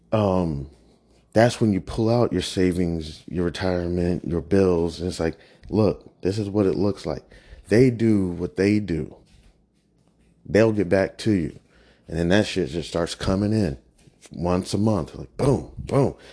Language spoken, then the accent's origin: English; Kansas, United States; now in Prince George's County, United States; I'm not a real native. I'm originally from Kansas.